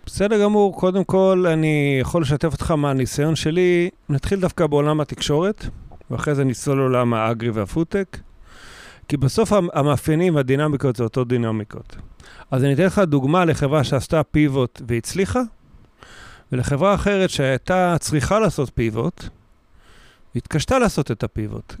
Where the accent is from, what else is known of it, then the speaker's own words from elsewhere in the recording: Kiryat Gat, Southern District, Israel; also born or lived in a kibbutz; now in Kiryat Tivon, Israel; אחרי זה גדלתי בקריית גת, כשהוריי עזבו את הקיבוץ.